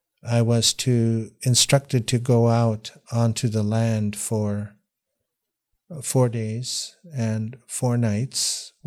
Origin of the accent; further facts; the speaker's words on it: Washington, United States; also born or lived in Oliver, Canada; I was born in Canada, in Oliver, BC, but as soon as I came out of the hospital, I lived in Washington State. So I was raised mostly in the United States.